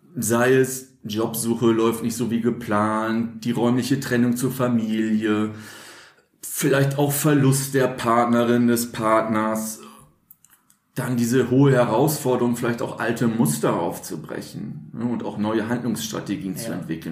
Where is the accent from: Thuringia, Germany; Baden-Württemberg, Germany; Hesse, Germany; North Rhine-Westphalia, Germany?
North Rhine-Westphalia, Germany; Münster; in meinem Heimatort Münster, Nordrhein-Westfalen